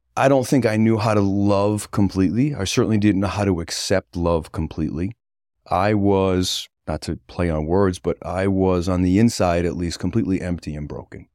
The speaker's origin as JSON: {"language": "English", "town": "North Kingstown", "region": "Rhode Island", "country": "United States", "tie": "born or raised there", "also_born_or_lived": "Westerly, Rhode Island", "said": "I was born in Wesley, Rhode Island, quickly moved to, uh, North Kingstown, Rhode Island"}